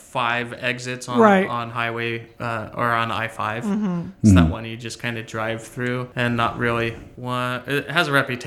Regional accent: Stockton, California, United States; I was born and raised in Stockton, California.

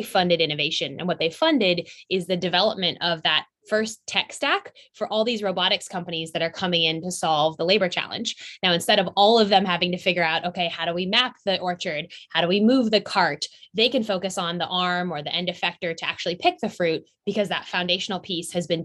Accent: Silicon Valley, California, United States; I was born in Silicon Valley

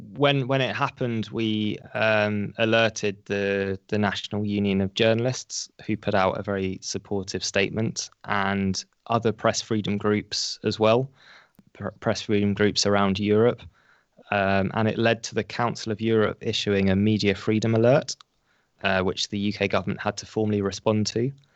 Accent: United Kingdom; as a British journalist

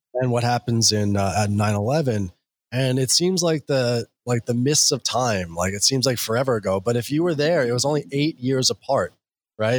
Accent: New York City, New York, United States; I'm a New Yorker

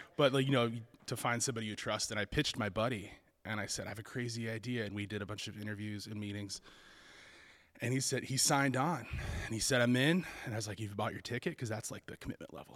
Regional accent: Kentucky, United States; my home state of Kentucky

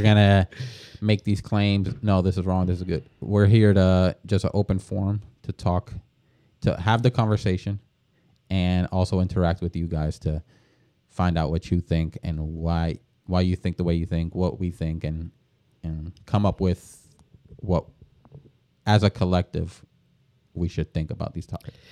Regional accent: Deltona, Florida, United States; also born or lived in New Jersey; now in Orlando, United States; I'm originally from New Jersey, born, uh, and, uh, came down to Florida when I was, like, eight years old.

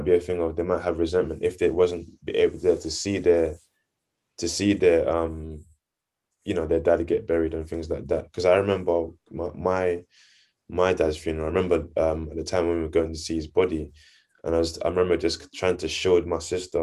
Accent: Nigeria; I'm Nigerian too, so I get that culture aspect

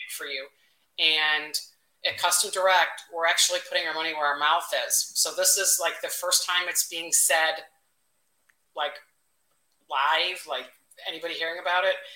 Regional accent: Chicago, Illinois, United States; kind of a lifelong Chicago one

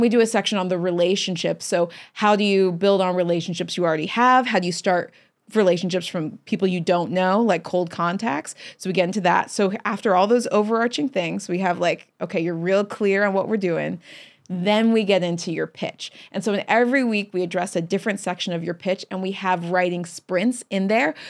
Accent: Chesterfield, Missouri, United States; moved away; also born or lived in Long Beach, California; I was born in Long Beach, California, okay. but uh, we moved to Chesterfield, Missouri

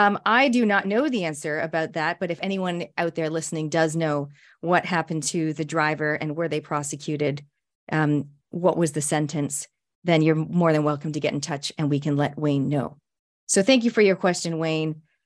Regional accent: Canada; I'm a Canadian Kiwi, a speaker, an author, an ex-Outward Bound instructor

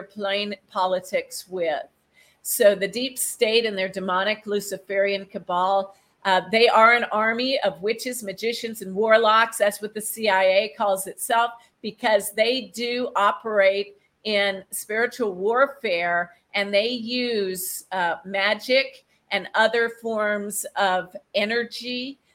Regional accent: United States; I'm American

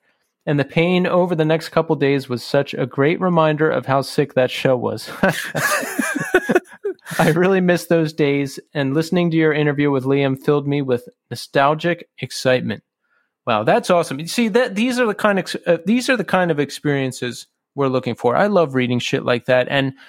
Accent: Orange County, California, United States; Full disclosure, I'm from Orange County, California.

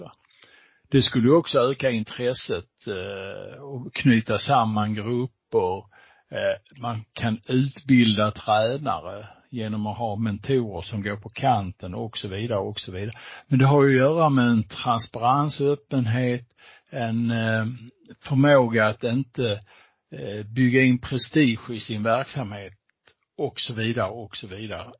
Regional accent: Skåne, Sweden; jag som skåning

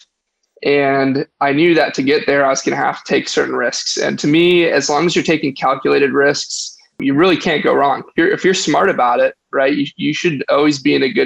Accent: Detroit, Michigan, United States; I was born and raised in outside of Detroit, Michigan, suburbs of Detroit

